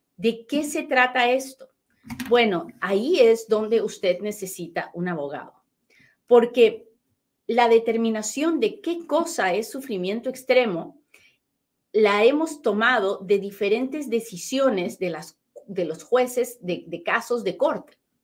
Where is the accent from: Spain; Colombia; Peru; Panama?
Peru; moved away; Yo nací en Perú